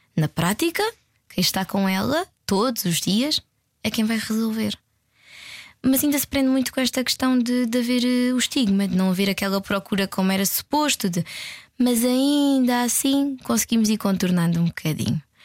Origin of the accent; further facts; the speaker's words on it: Évora, Alentejo, Portugal; Eu não sou de cá, sou de Évora.